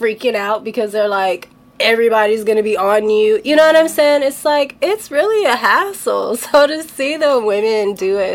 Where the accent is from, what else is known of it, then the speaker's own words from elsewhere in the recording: Los Angeles, California, United States; me growing up